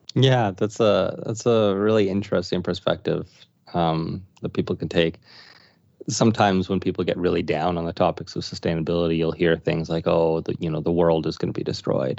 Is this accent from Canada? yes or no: yes; Saskatoon, Saskatchewan, Canada; was born and raised in Saskatoon